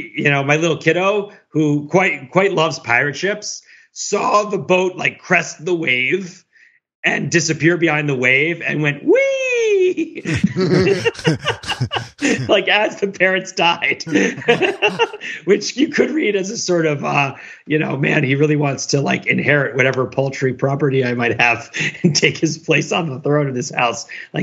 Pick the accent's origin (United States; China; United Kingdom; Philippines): China; I come from China.